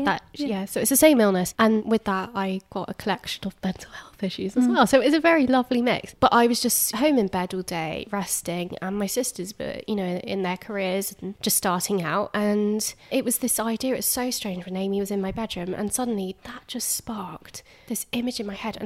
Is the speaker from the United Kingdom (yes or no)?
yes; Hertfordshire, East of England, United Kingdom; I'm from Hertfordshire.